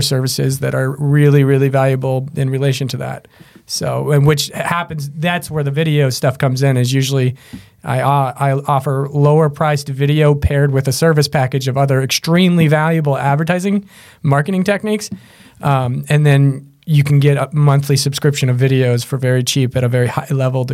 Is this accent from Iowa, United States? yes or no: yes; Grimes, Iowa, United States; also born or lived in Des Moines, Iowa; I grew up in Grimes, and then my dad's worked at Drake University for over 40 years now. So I grew up on the Drake campus